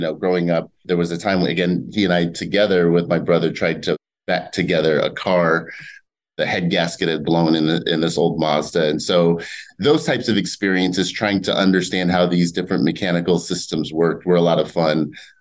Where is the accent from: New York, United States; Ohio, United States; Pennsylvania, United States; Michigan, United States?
Ohio, United States; Toledo; now in Pasadena, United States; growing up in Toledo